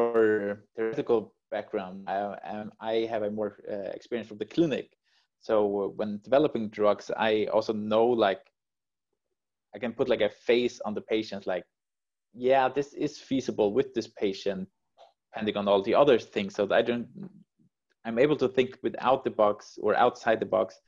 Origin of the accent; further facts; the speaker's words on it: Faroe Islands; moved away as an adult; also born or lived in Poland; now in Denmark; I'm originally from the Faroe Islands, which is located between Scotland and Iceland.